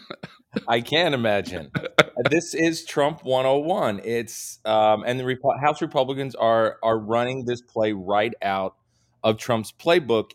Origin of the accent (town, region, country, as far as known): Charlotte, North Carolina, United States; born or raised there; moved away